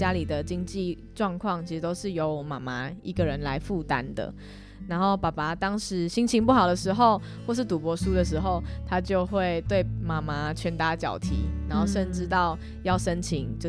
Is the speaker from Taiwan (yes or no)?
yes; Yunlin County, Taiwan; 其实我是云林人，然后妈妈是越南华侨，所以就是我们家是外配的家庭。